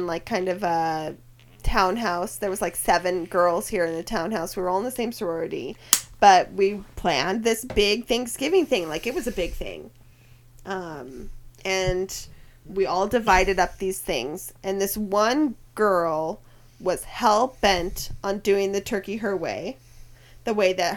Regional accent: Washington, United States; moved away as an adult; also born or lived in Boston; I grew up in Washington State.

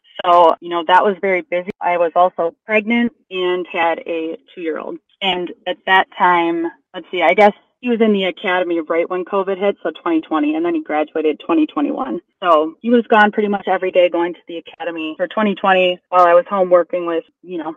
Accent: Wisconsin, United States; now in Chicago, United States; I'm from Wisconsin

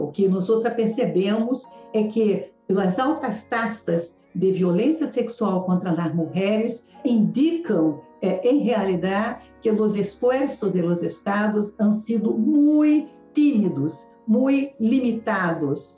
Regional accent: Brazil; eu como brasileira

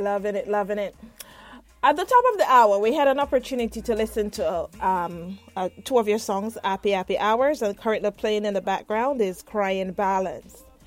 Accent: Jamaica; moved away; myself as a Jamaican

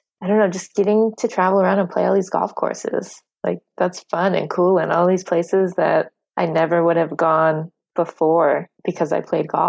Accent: Florida, United States; wasn't one of those like young kids growing up in Florida that plays golf all the time

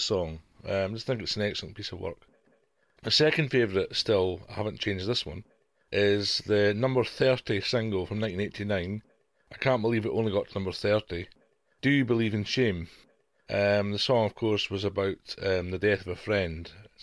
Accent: Dundee, Scotland, United Kingdom; I'm from Dundee in Scotland, hence the accent

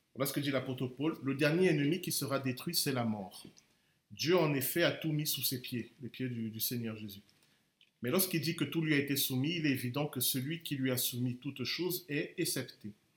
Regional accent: Cameroon; je suis camerounais

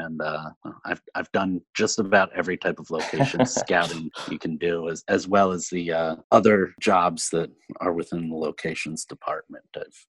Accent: Pennsylvania, United States; moved away as an adult; also born or lived in New Orleans, Louisiana; I am from Pennsylvania, and I went to a film school at Penn State University, and after school moved down to New Orleans, Louisiana. That was in 2002, 2003

